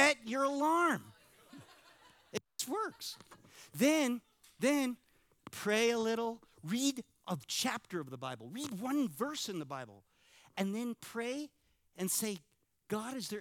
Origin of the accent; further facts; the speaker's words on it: California, United States; moved away; I'm from California